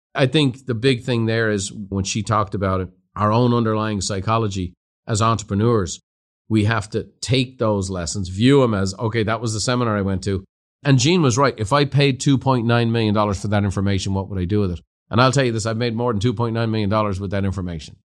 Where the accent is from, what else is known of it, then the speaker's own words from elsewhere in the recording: Ireland; moved away as an adult; now in United States; I went from being an Irishman to an American